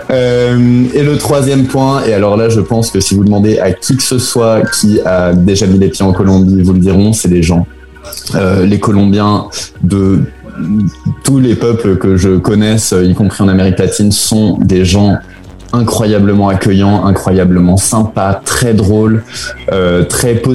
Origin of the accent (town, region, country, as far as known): France; moved away as an adult; also born or lived in Spain / Belgium / Chile